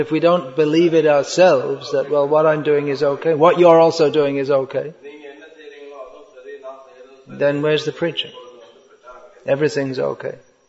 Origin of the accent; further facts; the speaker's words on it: India; born there; India is the greatest country in the world. Why? Well, I was born in India.